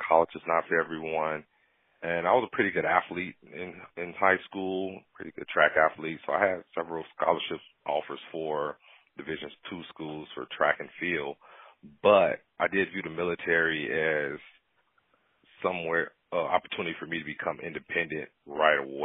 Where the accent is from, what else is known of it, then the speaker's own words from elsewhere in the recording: Gary, Indiana, United States; growing up in Gary, growing up poor or fatherless